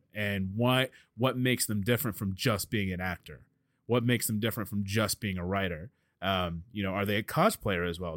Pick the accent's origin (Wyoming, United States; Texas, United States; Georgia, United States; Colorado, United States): Texas, United States; Dallas; I'm from Dallas